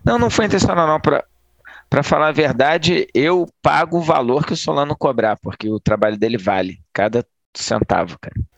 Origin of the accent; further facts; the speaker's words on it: Niterói, Rio de Janeiro, Brazil; eu sou de Nikit